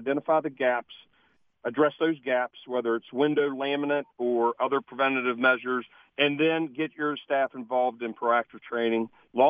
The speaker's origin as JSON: {"language": "English", "town": "Charleston", "region": "West Virginia", "country": "United States", "said": "I know this. I'm from Charleston."}